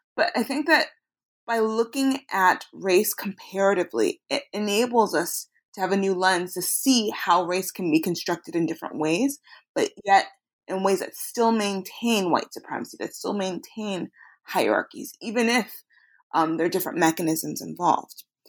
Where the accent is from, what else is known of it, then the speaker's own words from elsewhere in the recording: Chicago, Illinois, United States; I was raised in, in Chicago, Illinois